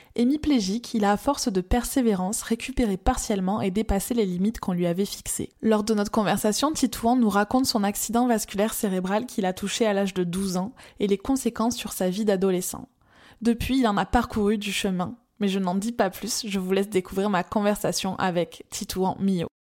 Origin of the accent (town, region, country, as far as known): France; accent: chantant (sing-song, likely southern French)